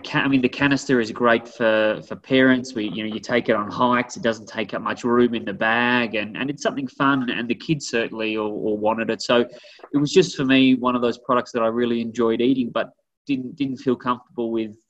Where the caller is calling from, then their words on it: Boulder, Colorado, United States; So I am here in beautiful, sunny Boulder, Colorado.